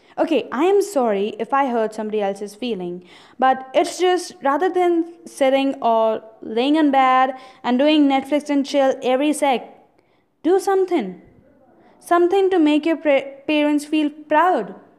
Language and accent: English; India; I'm an Indian